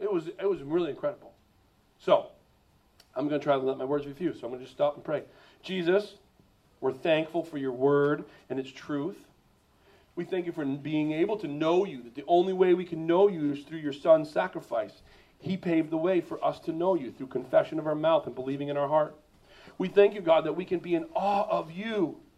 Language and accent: English; East Coast, United States; We're all from the East Coast.